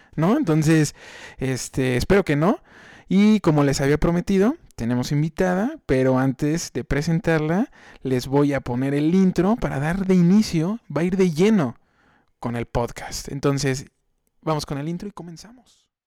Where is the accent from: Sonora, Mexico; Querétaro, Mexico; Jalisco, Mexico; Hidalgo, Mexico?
Querétaro, Mexico; yo soy aquí de Querétaro